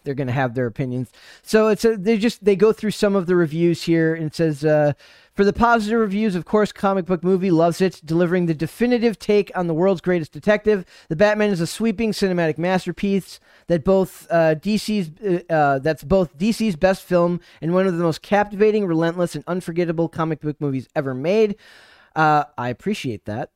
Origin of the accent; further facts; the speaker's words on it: Minnesota, United States; I'm from Minnesota